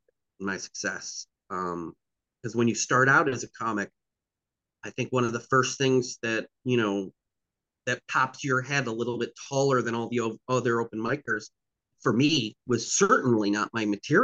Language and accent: English; the Berkshires, Western Massachusetts, United States; I grew up in the Berkshires, in Western Mass